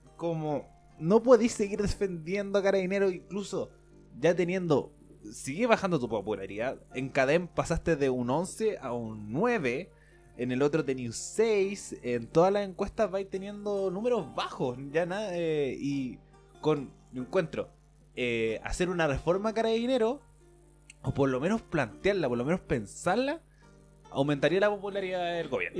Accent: Chile

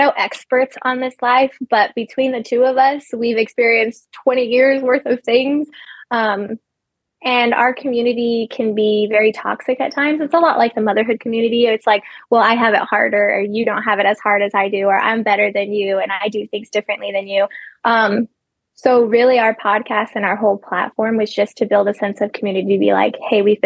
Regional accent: Texas, United States; moved away as an adult; now in Georgia, United States; I am from Texas

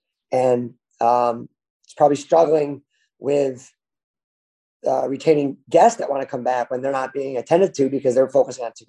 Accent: Buffalo, New York, United States; now in Columbia, United States; I'm from Buffalo

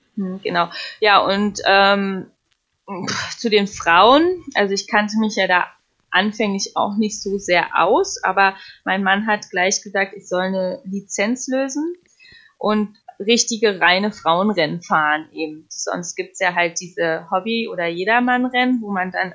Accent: Potsdam, Brandenburg, Germany; moved away; also born or lived in United States; ich komme ursprünglich aus Potsdam

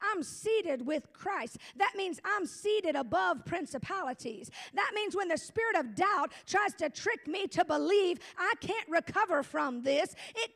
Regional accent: Gulf of Mexico, Gulf Coast, United States; moved away; I come from the hurricane state capital of America. I come from the Gulf of Mexico, where probably every hurricane starts

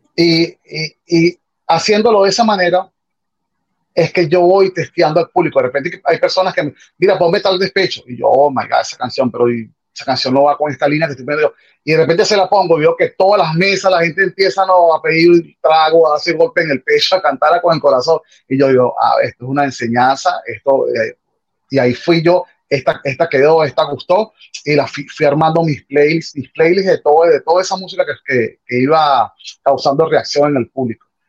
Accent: Caracas, Capital District, Venezuela; now in Miami, United States; soy de Caracas, Venezuela, de una parroquia que se llama El Valle

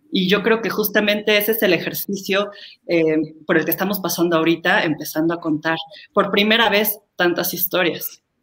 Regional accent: Mexico; como mexicanos

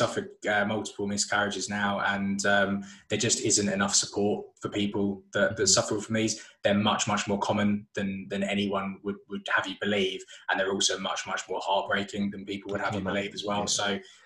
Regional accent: Solihull, West Midlands, United Kingdom; I'm from Solihull.

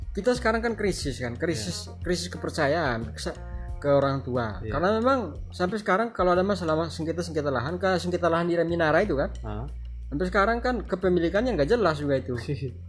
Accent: Java, Indonesia; iya kami orang kami orang Jawa yang dulu orang tua kami mengaku orang datang dari Siru

